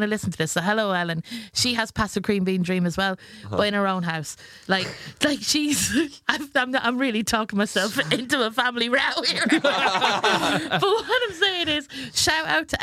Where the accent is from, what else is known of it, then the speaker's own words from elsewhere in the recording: Ireland; now in England; I was born in England and I moved over to Ireland when I was 6 years old.